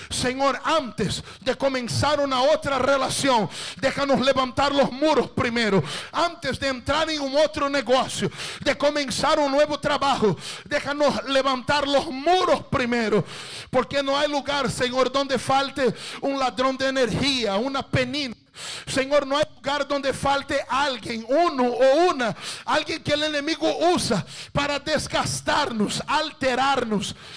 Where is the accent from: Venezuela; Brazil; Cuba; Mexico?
Brazil; Spanish is a second language; yo soy brasileño